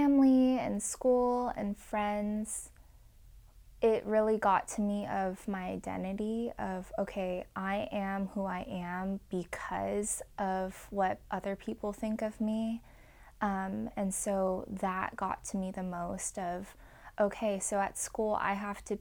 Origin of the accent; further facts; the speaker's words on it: Irvine, California, United States; I grew up in Irvine, California in suburbia